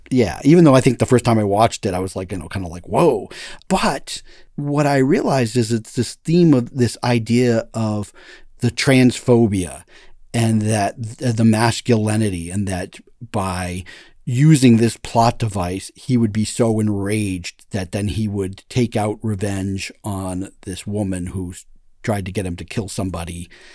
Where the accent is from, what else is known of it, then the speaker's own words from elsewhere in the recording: Massachusetts, United States; moved away; I'm from Massachusetts